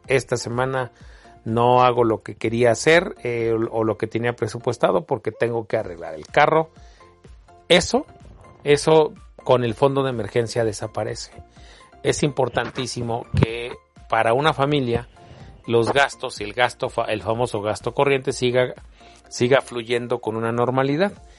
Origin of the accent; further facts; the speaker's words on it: Mexico; como mexicanos